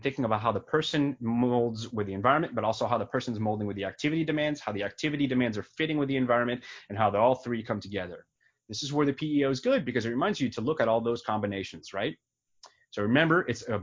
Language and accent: English; France; now in United States; I was born in France. I'm from a different country.